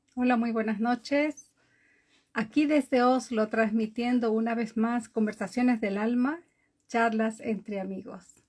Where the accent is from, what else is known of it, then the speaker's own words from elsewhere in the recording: born in the Galápagos Islands, Ecuador; now in Norway; soy de Ecuador, nacida en las Islas Galápagos, vivo en Noruega desde hace muchísimos años atrás